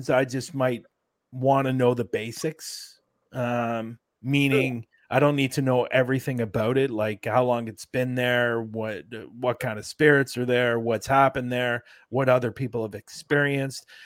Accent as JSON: {"language": "English", "country": "Canada", "said": "I'm not American. No. I'm Canadian."}